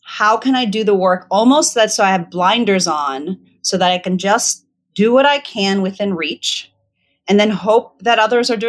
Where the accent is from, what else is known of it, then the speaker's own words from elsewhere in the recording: Virginia, United States; also born or lived in Zimbabwe / Botswana; I was born in Zimbabwe because it was the closest good hospital to the village that they lived in in Botswana that would accept an interracial couple at the time. They were just kind of footloose and fancy free. And we eventually moved back to the US and eventually to Virginia.